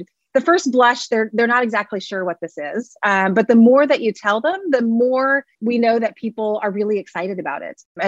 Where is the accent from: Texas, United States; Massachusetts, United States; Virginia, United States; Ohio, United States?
Texas, United States; I am from Texas